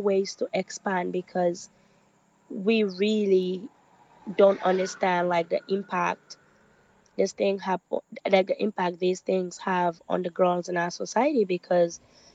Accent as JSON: {"language": "English", "country": "Sierra Leone", "tie": "born or raised there", "also_born_or_lived": "Norway", "said": "I'm born and raised in Sierra Leone"}